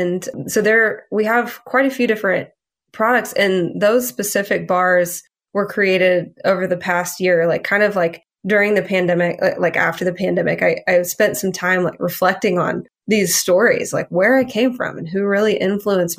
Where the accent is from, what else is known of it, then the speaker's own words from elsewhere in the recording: Louisiana, United States; I grew up in Louisiana with, like, a really big food culture